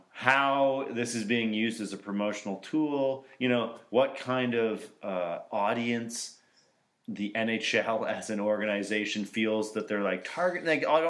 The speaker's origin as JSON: {"language": "English", "town": "Kitchener", "region": "Ontario", "country": "Canada", "tie": "born or raised there", "said": "when I grew up in Kitchener"}